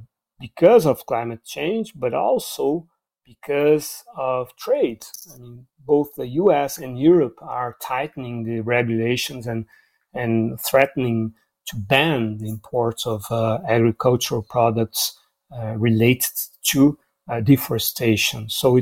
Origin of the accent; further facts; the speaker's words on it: Goiânia, Goiás, Brazil; my hometown, Goiânia, which is near Brasília.